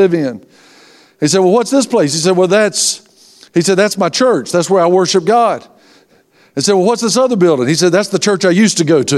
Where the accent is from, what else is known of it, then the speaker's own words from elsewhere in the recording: Tallahassee, Florida, United States; I'm from Tallahassee